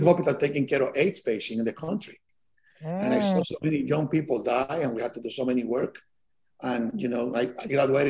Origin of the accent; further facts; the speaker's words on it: Santiago, Dominican Republic; moved away as an adult; also born or lived in Santo Domingo, Dominican Republic; now in New York, United States; I was born in Santiago, Dominican Republic